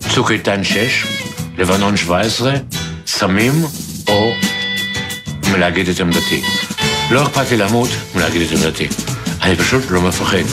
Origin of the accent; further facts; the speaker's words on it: Nahalal, Northern District, Israel; נולדתי בנהלל, שאני קורא לו כפר מה יגידו, כי כולם, היה חשוב לא לחיות, אלא מה יגידו לך. ובעמק יזרעאל, עד גיל הגיוס